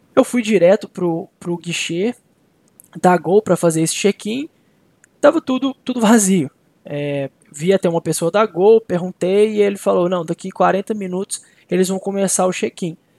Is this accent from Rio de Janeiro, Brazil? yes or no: no; Belo Horizonte, Minas Gerais, Brazil; moved away as an adult; now in Minnesota, United States; eu sou de Belo Horizonte, eu tava co, em Belo Horizonte com a minha família.